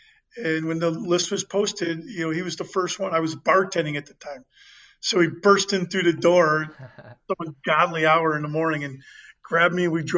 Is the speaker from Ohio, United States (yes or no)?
yes; Fairview Park, Ohio, United States; Fairview Park, Ohio. It's just outside of Cleveland.